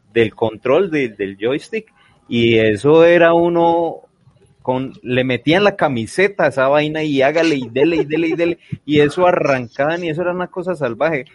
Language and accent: Spanish; Armenia, Quindío, Colombia; now in Medellín, Colombia; yo soy del eje cafetero, yo soy de Armenia, de Armenia Quindío.